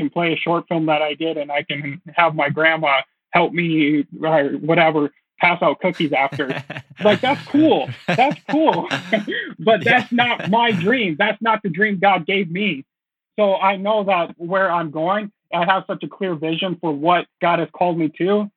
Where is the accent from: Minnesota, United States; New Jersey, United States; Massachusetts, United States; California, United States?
Minnesota, United States; moved away as an adult; now in Los Angeles, United States; I went back home to Minnesota